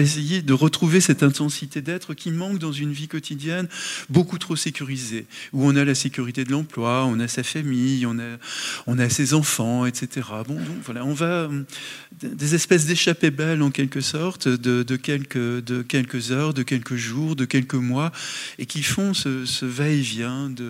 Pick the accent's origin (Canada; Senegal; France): France; Le Mans, Pays de la Loire; Mais je l'ai dit, j'ai grandi au Mans, dans une ville ouvrière